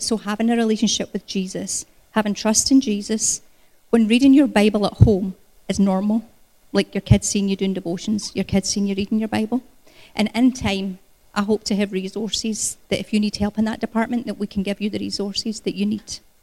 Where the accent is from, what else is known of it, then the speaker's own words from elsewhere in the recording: Scotland, United Kingdom; moved away as an adult; also born or lived in Canada; I was born in Scotland. Um, I emigrated to Canada 20 years ago when Gary and I got married